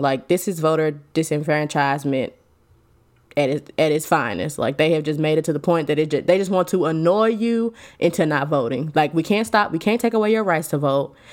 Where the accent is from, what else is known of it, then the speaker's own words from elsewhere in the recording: Alabama, United States; I am from Alabama